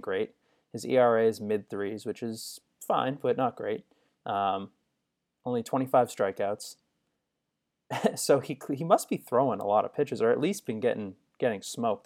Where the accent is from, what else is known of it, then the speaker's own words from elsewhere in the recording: Northeast, United States; Growing up in the Northeast